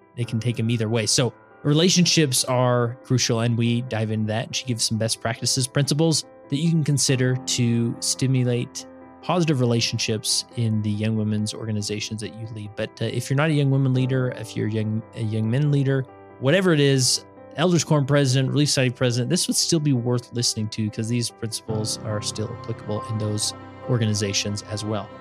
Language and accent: English; West Valley City, Utah, United States; I'm from West Valley